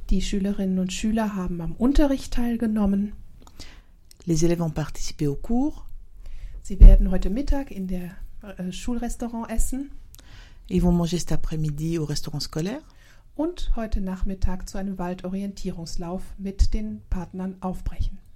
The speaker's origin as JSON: {"language": "French", "town": "Mainz", "region": "Rhineland-Palatinate", "country": "Germany", "second_language": "French", "said": "j'ai 14 ans, je suis de Mayence. J'apprends le français depuis deux ans et demi."}